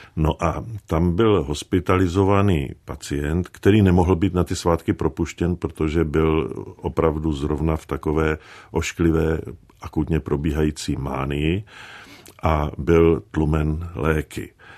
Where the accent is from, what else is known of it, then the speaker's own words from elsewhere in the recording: Liberec, Liberec Region, Czechia; also born or lived in Jevany; to dětství bylo to hrané v Jevanech